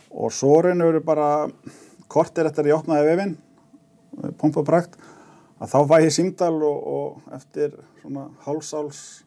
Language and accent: Icelandic; Fljótshlíð, Southern Region, Iceland; ég á rættimina reykja austur í Fljóslíð og okay. var þar unga aldrei og sem er mm. einhverju nánast núlingur. Þannig ég er uppalinn sveit